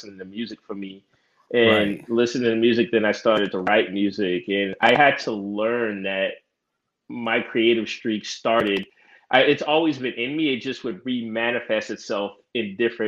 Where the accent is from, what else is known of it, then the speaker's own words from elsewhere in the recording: Charleston, South Carolina, United States; I'm from the South, from Charleston, South Carolina.